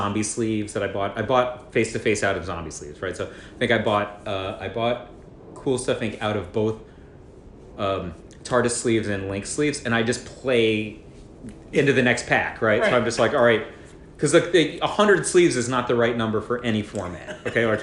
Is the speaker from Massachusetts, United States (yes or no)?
no; New York, United States; I'm from New York